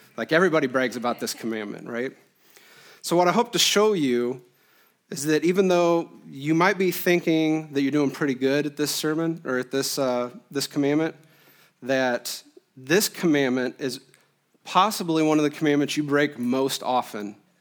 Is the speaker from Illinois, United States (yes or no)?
yes; Illinois, United States; moved away as an adult; now in Iowa, United States; I was born and raised in Illinois, a Quad City kid my whole life